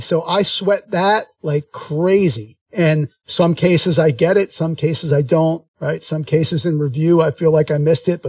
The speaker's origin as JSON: {"language": "English", "town": "Philadelphia", "region": "Pennsylvania", "country": "United States", "moved": "yes", "said": "I'm originally from Philadelphia"}